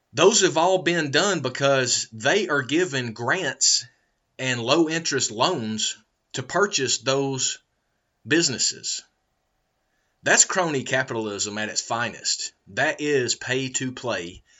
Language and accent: English; United States; I was discriminated against for being an American in America